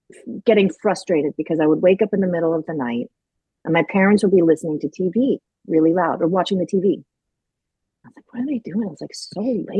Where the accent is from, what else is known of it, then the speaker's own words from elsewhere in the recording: Grand Forks, North Dakota, United States; moved away; also born or lived in New York; I grew up in Grand Forks, North Dakota, which is a little town in the upper northeast corner of North Dakota